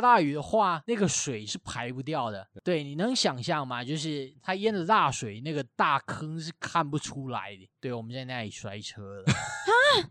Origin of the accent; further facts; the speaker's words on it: Taiwan; 我台湾人